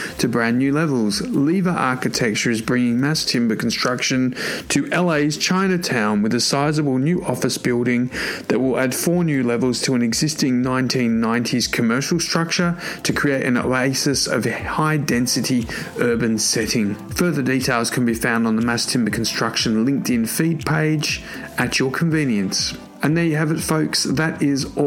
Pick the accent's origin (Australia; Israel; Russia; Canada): Australia; Sydney, New South Wales; my hometown in Sydney, Australia